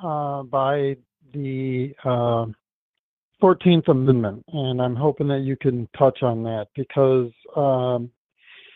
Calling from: Wisconsin, United States; I'm calling from Wisconsin

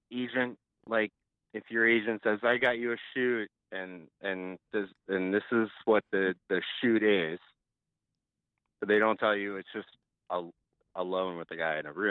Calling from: Florida, United States; Hi. I'm from Florida.

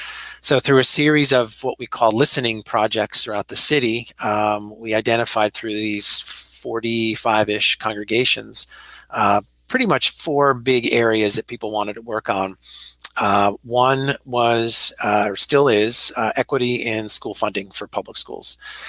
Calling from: Philadelphia, Pennsylvania, United States; So I'm also calling from my home. I'm in University City, Philadelphia.

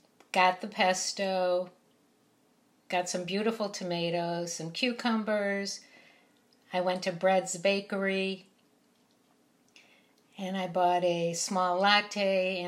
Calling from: New York City, New York, United States; I'm reporting from New York City.

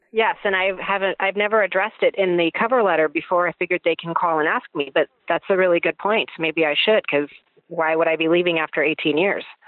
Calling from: Pasadena, California, United States; I am calling from Pasadena

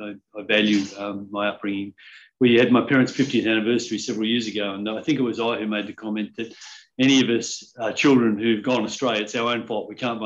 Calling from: Palm Cove, Queensland, Australia; I'm in Palm Cove in North Queensland.

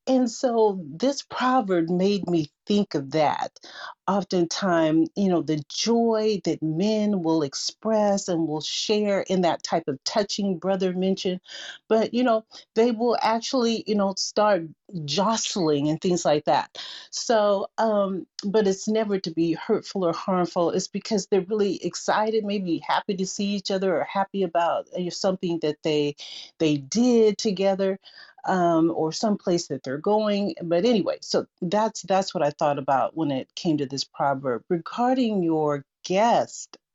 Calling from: Seattle, Washington, United States; I'm joining you from Seattle, Washington, and blessings to everyone in this room.

